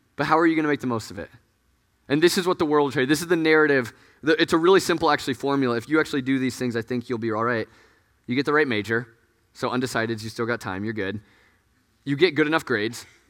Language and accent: English; Des Moines, Iowa, United States; moved away; I'm from, like, Des Moines. That's, like, five hours of, from Chicago